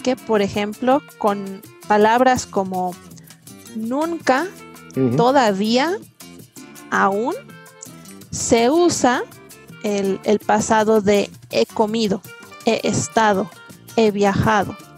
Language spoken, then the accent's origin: Spanish; Mexico City, Mexico; Yo soy de la Ciudad de México